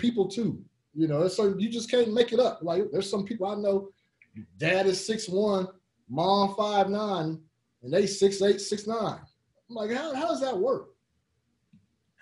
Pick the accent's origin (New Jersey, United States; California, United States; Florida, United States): California, United States; Fresno; I grew up in Fresno